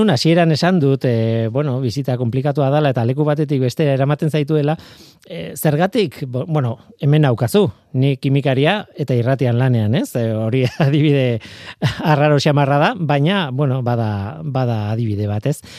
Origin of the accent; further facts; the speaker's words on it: Basque Country, Spain; egia da, gipuzkoarra naiz, hemen e, gipuzko aldean ibili naiz gehien bat